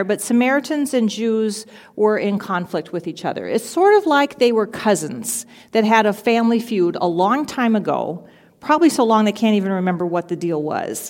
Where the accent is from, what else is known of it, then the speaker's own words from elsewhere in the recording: Albert Lea, Minnesota, United States; I grew up in Albert Lea, so I've lived in Minnesota most of my life